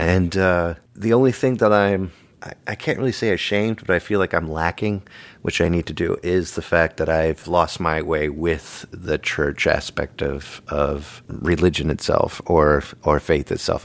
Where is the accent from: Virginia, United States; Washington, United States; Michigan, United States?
Virginia, United States; Arlington; now in New England, United States; I grew up in Arlington, Virginia